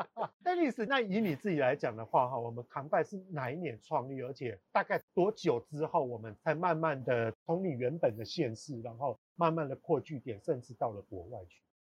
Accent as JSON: {"language": "Chinese", "region": "southern Taiwan", "country": "Taiwan", "said": "像我是南部人"}